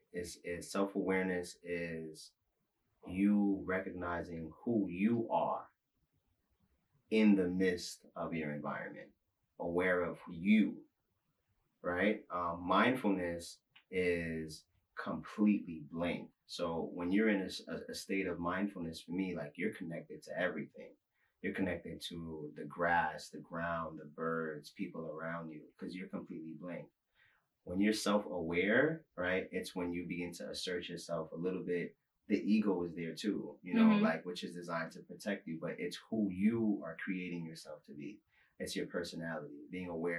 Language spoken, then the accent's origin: English; New York City, New York, United States; I'm from Brooklyn, New York, born and raised on the playground where I spent most of my days.